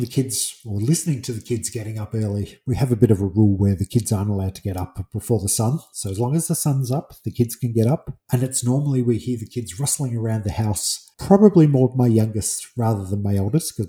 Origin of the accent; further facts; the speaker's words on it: England, United Kingdom; being English